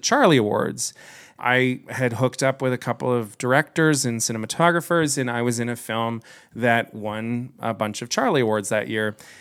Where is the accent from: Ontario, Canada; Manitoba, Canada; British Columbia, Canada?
Ontario, Canada; Kitchener; I grew up here in Kitchener